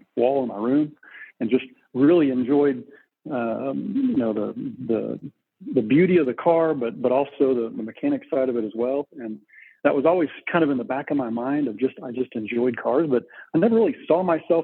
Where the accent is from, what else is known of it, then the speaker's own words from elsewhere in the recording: Texas, United States; Born and raised in Texas